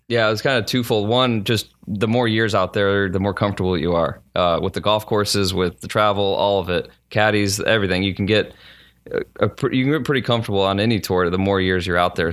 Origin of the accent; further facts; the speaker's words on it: St. Louis, Missouri, United States; moved away as an adult; I grew up in Saint Louis